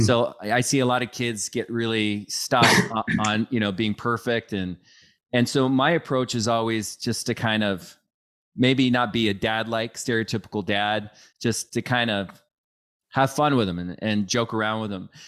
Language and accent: English; Bridle Trails, Washington, United States; I grew up in Bridal Trails